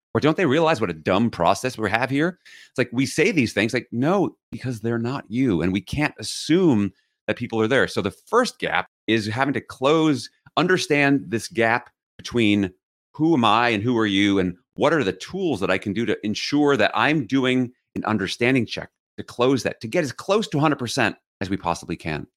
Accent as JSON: {"language": "English", "town": "New York City", "region": "New York", "country": "United States", "tie": "born or raised there", "said": "I grew up in New York City"}